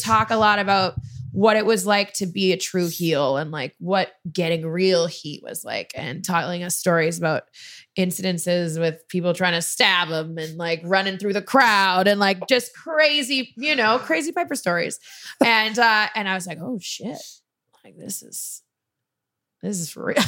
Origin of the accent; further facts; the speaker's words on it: Canada; I'm Canadian